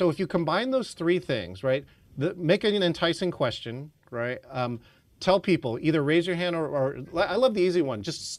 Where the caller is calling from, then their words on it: Seattle, Washington, United States; nobody ever has to ask me, where are you calling in from … ? Because I have Seattle here on my piece.